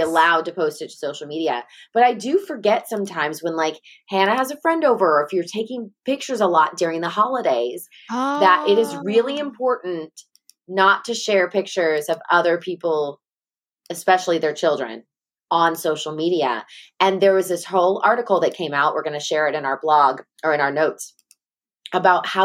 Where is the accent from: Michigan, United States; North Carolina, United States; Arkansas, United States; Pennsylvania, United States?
Arkansas, United States; Sherwood; I'm from Sherwood, Arkansas